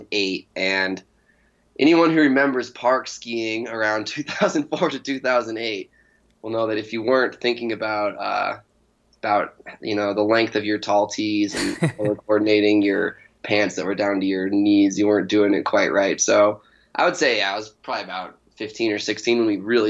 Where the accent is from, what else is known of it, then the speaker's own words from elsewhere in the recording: Denver, Colorado, United States; I grew up here in the Denver area